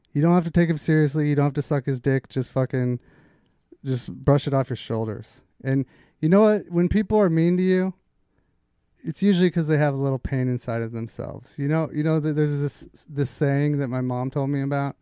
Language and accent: English; Redondo Beach, California, United States; also born or lived in Alaska / Minnesota; Originally from Alaska. But I went to Redondo Beach for high school